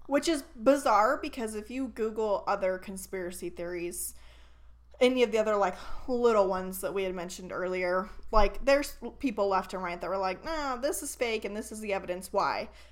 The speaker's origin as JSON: {"language": "English", "region": "Northern California", "country": "United States", "tie": "born or raised there", "moved": "yes", "lives_now": "Idaho, United States", "said": "we grew up in Northern California"}